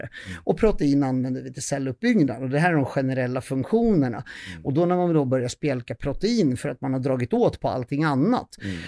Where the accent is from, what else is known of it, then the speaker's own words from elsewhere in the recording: Södertälje, Stockholm County, Sweden; jag är från Södertälje